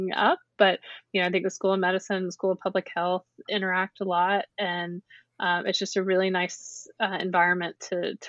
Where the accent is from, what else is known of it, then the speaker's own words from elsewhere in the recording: North Carolina, United States; also born or lived in Chapel Hill / Baltimore; I'm from North Carolina. I was raised here and I came through the public school system in North Carolina